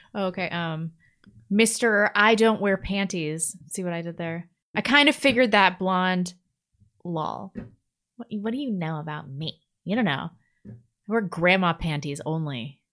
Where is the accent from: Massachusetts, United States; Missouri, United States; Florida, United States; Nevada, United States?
Missouri, United States; I'm from Missouri, which isn't even really a southern state